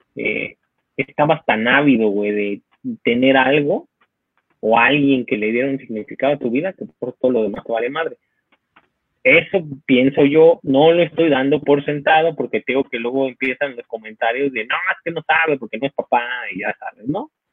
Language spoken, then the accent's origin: Spanish; Mexico; somos la sociedad mexicana